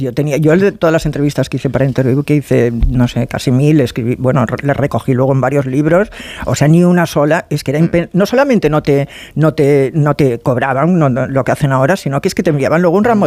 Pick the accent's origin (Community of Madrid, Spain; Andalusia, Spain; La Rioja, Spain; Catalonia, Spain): Catalonia, Spain; Barcelona; soy de Barcelona